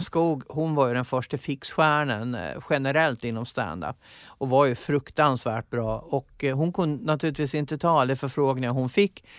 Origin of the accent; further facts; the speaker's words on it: Gotland, Sweden; accent: Gotlandic; moved away as an adult; Och sen åkte jag hem till Gotland